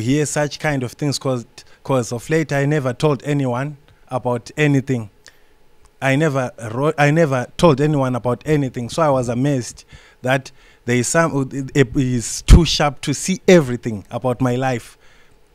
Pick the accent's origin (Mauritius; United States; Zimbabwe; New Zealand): Zimbabwe; Gwanda, Matabeleland South; I'm from Zimbabwe. In a small town called Gwanda.